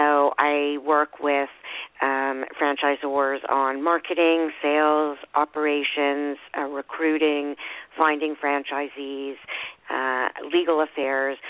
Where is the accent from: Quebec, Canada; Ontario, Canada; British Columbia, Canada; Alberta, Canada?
Quebec, Canada; Montreal; I am calling from Montreal in Quebec, Canada. I've been living here all my life